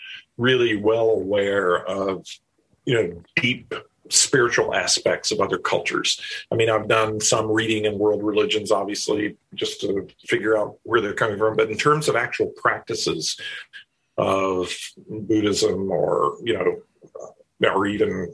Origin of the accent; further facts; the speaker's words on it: the South, United States; the religious culture that I grew up in the South, in a very conservative place